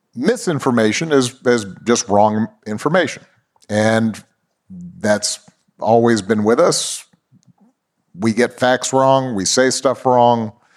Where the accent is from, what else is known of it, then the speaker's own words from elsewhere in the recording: Honolulu, Hawaii, United States; I was born in Honolulu, Hawaii